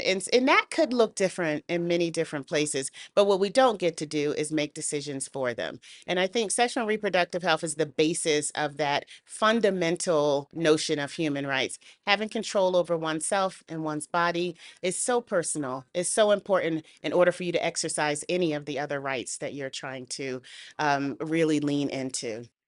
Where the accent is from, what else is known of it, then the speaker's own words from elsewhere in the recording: United States; I'm a Black woman growing up in the United States